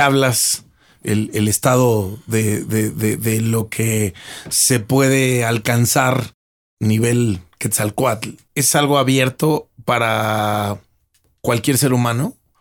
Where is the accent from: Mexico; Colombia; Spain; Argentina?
Mexico; viviendo, naciendo y estudiando y creciendo en México